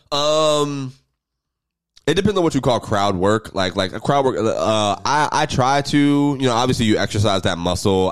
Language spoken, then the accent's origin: English; Jacksonville, Florida, United States; I'm from Jacksonville